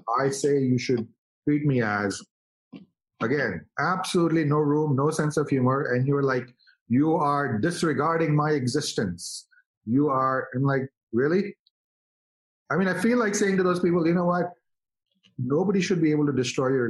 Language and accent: English; India; now in United States; as an Indian guy